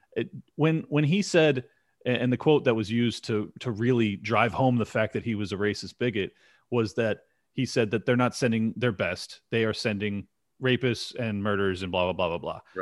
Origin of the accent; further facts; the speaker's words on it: San Diego, California, United States; I'm born and raised in San Diego